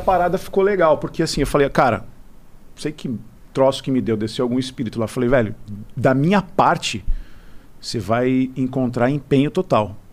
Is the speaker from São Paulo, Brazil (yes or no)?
yes; São Paulo, Brazil; eu sou paulista